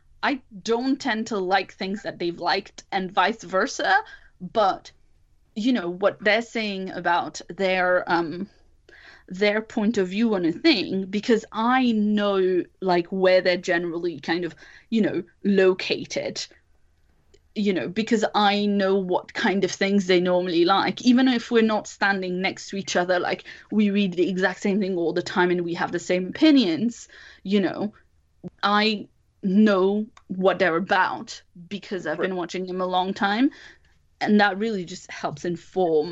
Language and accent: English; France; English is a second language; moved away; I'm originally from France and I'm a second language speaker